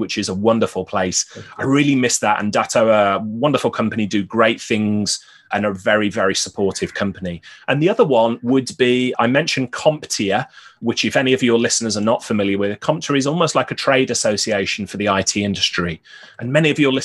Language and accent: English; Birmingham, West Midlands, United Kingdom; now in Newcastle upon Tyne, United Kingdom; I'm originally from Birmingham, which is in the Midlands